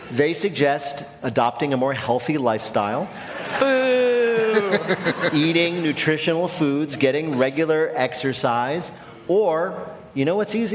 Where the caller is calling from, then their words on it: Fayetteville, Arkansas, United States; I'm calling in from Fayetteville, Arkansas.